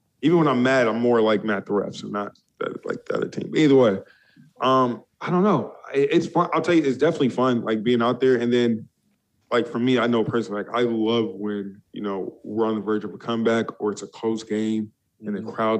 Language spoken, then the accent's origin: English; California, United States; also born or lived in Toronto, Canada; now in Florida, United States; from California